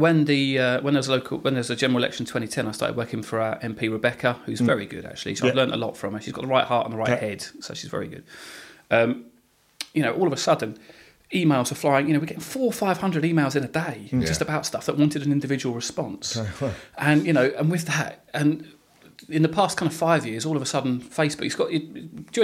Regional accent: Hadley, United Kingdom; I grew up in the Salvation Army at Hadley, which was a lovely place to grow up

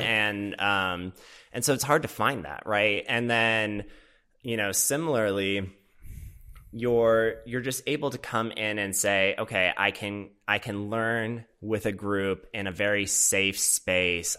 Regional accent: Minnesota, United States; also born or lived in Boston; now in Los Angeles, United States; I grew up in the Midwest in Minnesota

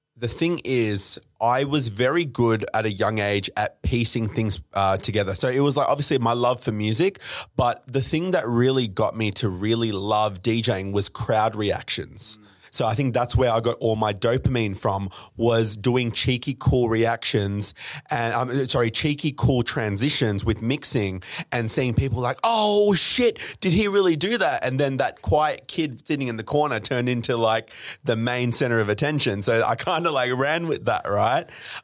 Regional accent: Melbourne, Victoria, Australia; also born or lived in Dubai; So came to Australia in 99, mm-hmm. Grew up all in Melbourne.

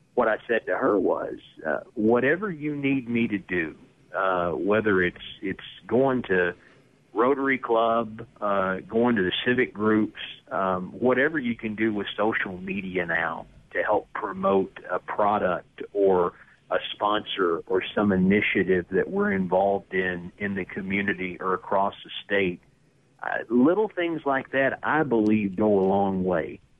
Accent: East Tennessee, United States; moved away; where I grew up in East Tennessee

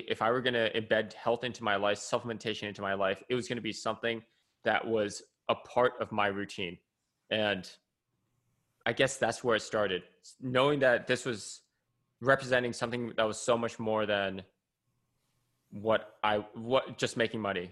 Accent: California, United States; I'm some kid from California

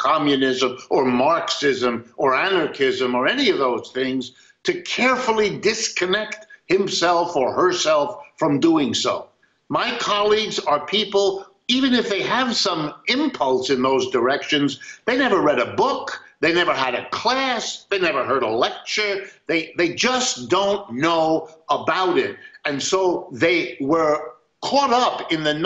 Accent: United States

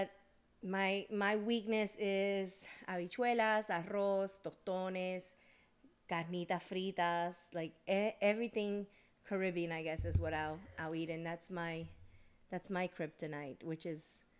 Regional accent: Georgia, United States; also born or lived in New Jersey; I was born in Jersey, and I was raised in the South. I was raised here in Georgia since I was a baby, pretty much, since I was one.

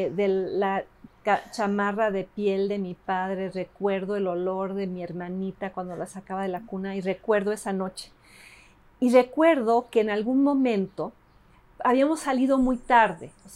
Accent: Mexico City, Mexico; Spanish is a second language; also born or lived in Davis, California, United States / Los Angeles, United States; regreso a esta mole que es la Ciudad de México. Yo no hablaba español me ponen en, el, en, el, en el Alexander Bain

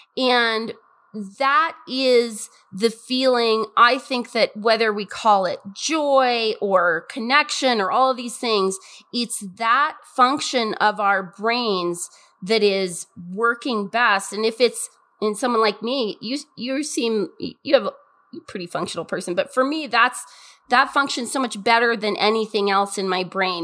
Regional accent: Montana, United States; I'm from Montana

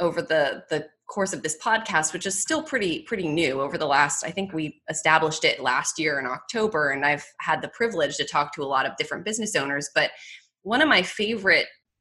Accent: Pittsburgh, Pennsylvania, United States; moved away; I'm originally from Pittsburgh, Pennsylvania

